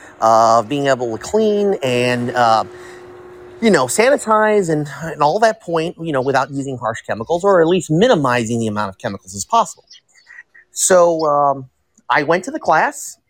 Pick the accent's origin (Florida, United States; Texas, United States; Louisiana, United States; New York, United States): Florida, United States; Tampa; I was born here in Tampa. I'm a Tampa native.